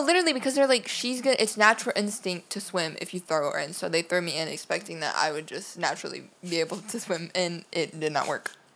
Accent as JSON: {"language": "English", "region": "Louisiana", "country": "United States", "said": "we're all from Louisiana"}